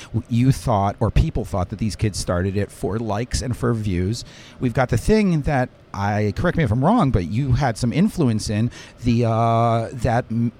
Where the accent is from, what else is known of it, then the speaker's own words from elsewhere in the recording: Westchester, New York, United States; now in Manhattan, New York, United States; I'm from Westchester, but I've now lived in Manhattan for 20 years.